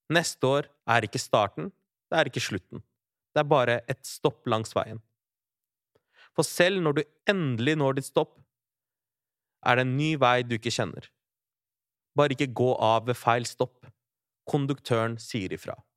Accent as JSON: {"language": "Norwegian", "town": "Larvik", "region": "Vestfold", "country": "Norway", "tie": "born or raised there", "said": "Barndomskompiser fra Larvik, der jeg vokste opp"}